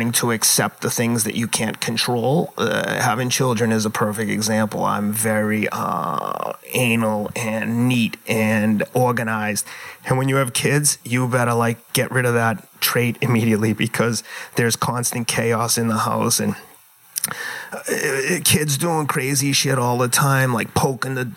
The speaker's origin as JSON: {"language": "English", "town": "Somerville", "region": "Massachusetts", "country": "United States", "tie": "born or raised there", "also_born_or_lived": "New York", "moved": "yes", "lives_now": "Pacific Palisades, California, United States", "said": "I grew up in inner city, blue collar Somerville"}